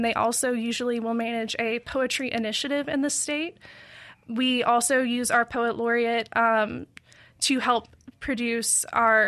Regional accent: Madison County, Mississippi, United States; also born or lived in Kentucky; I am from Mississippi. I grew up in Madison County.

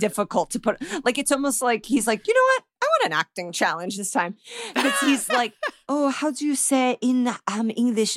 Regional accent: Indianapolis, Indiana, United States; I'm from damn Indianapolis. I'm from the Green Bay of Indiana

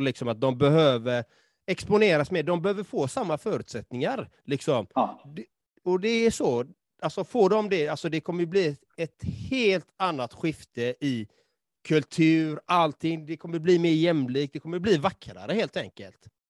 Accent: Sweden; born or raised there

